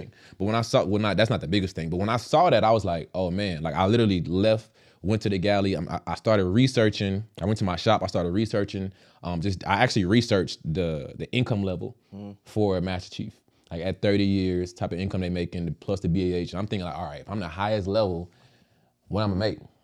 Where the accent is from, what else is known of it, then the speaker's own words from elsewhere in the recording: Dallas, Texas, United States; moved away as an adult; also born or lived in Virginia; I'm from Dallas, Texas, originally born and raised